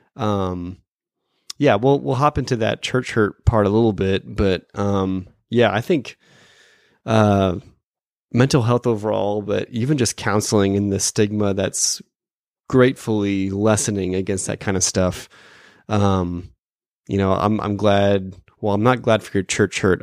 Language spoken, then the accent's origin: English; Phoenix, Arizona, United States; also born or lived in Dallas, Texas; now in St. Louis area, United States; I'm from Phoenix and I lived in Dallas